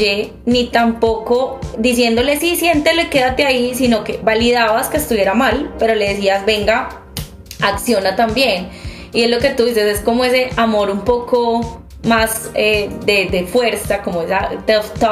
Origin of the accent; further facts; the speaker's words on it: Medellín, Antioquia, Colombia; las tres somos de Medellín, de una ciudad donde es bastante complejo ser uno, pero mucho más complejo ser uno y no ser heterosexual, como lo dicta nuestra sociedad.